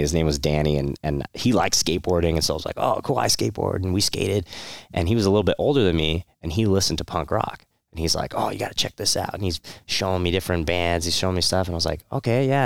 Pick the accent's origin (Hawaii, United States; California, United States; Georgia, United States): California, United States; Santa Clarita; also born or lived in Monterey Park; the longest period of my life was more, uh, Santa Clarita, uh, it's, uh, northern L A County.